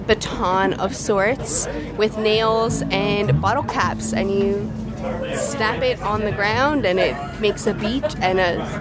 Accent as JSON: {"language": "English", "region": "Newfoundland and Labrador", "country": "Canada", "said": "I'm from Newfoundland"}